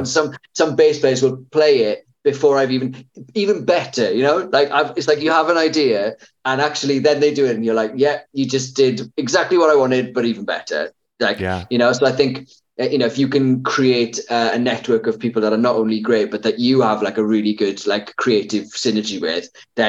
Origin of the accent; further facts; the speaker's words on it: United Kingdom; That's the thing with being British.